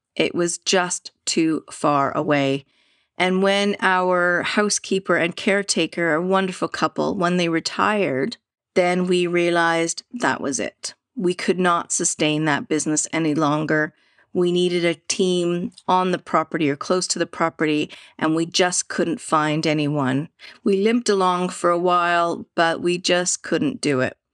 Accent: Vancouver, British Columbia, Canada; I grew up in Canada, Vancouver, Canada

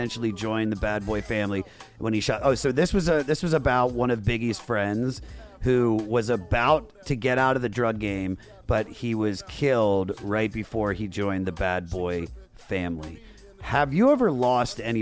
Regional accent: United States; now in Los Angeles, United States; where I grew up right outside of Washington, D.C.

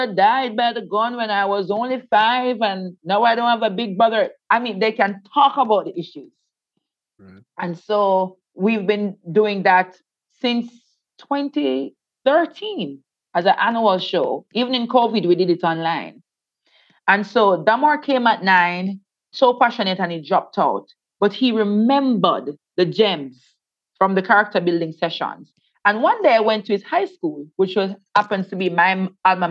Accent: Saint Thomas Parish, Jamaica; born or raised there

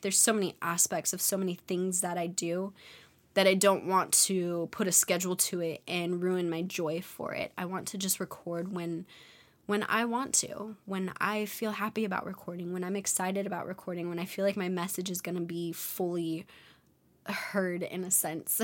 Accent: California, United States; moved away; I'm a California baby, and growing up in California, people are fun

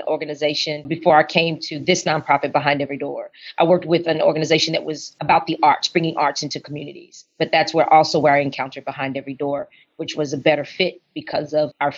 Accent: San Antonio, Texas, United States; moved away as an adult; also born or lived in New Orleans, Louisiana; now in Dallas, United States; I am from San Antonio, born and raised in San Antonio

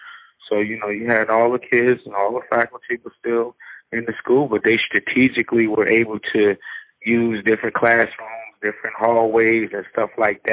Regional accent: Newark, New Jersey, United States; I'm from Newark, New Jersey

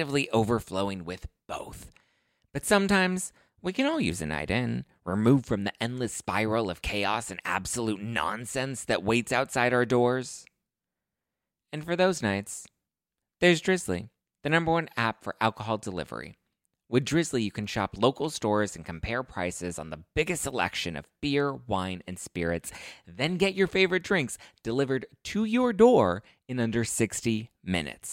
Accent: Los Angeles, California, United States; I was born and raised in L.A., and I haven't left

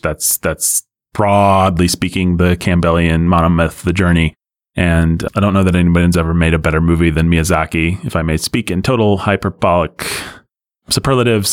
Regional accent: United States; as an American

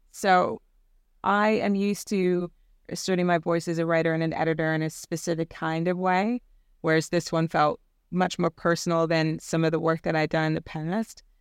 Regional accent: Virginia, United States; moved away as an adult; now in United Kingdom; I grew up in the Bible Belt in Virginia.

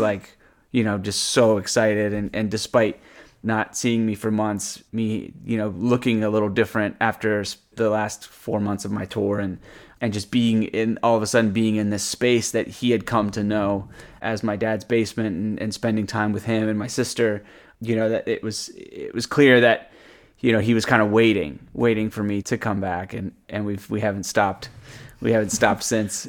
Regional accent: Virginia, United States; moved away as an adult; now in Maine, United States; growing up in Virginia

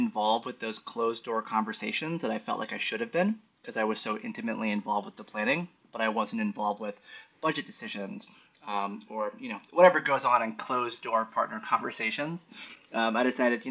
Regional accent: New York City, New York, United States; a New Yorker born and raised

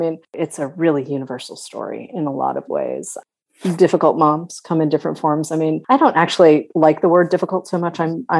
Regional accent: East Coast, United States; I grew up on the East Coast in a community where, yeah, we were the ones who integrated our town.

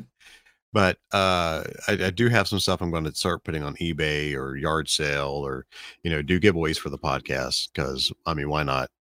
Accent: Birmingham, Alabama, United States; We're from Birmingham

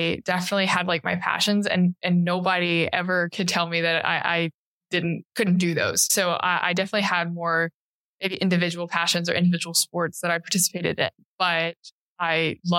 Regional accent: Chattanooga, Tennessee, United States; I loved Chattanooga. It's a beautiful city because there's the mountains and the river that runs through downtown.

